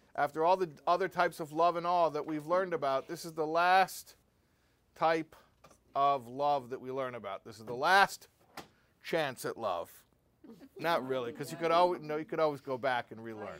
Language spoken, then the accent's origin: English; United States; I'm an American boy and I speak English